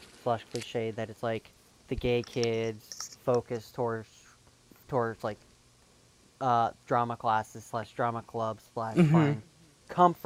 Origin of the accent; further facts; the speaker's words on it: North Carolina, United States; me growing up even as a straight person, bumfuck middle of North Carolina.